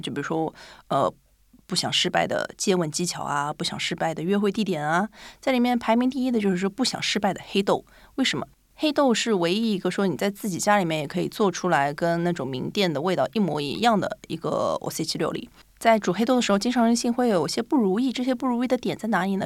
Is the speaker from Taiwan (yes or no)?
no; Shanghai, China; now in Japan; 虽然我是上海人